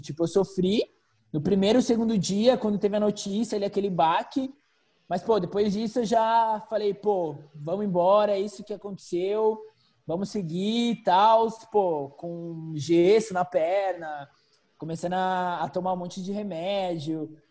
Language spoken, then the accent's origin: Portuguese; São Paulo, Brazil; moved away; also born or lived in Croatia / Spain; sou de São Paulo